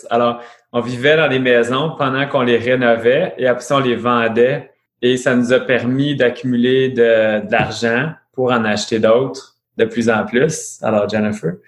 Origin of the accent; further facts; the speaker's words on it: Ontario, Canada; on est franco-ontarien. Alors oui, on parle français, tout ça, mais on habite en Ontario